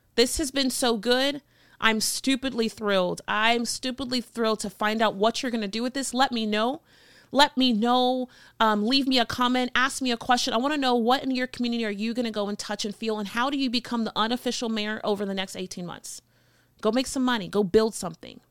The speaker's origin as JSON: {"language": "English", "town": "Miami", "region": "Florida", "country": "United States", "also_born_or_lived": "North Carolina / Burbank, California", "moved": "as an adult", "lives_now": "Phoenix, United States", "said": "I had an accent 'cause I'm from Miami, Florida"}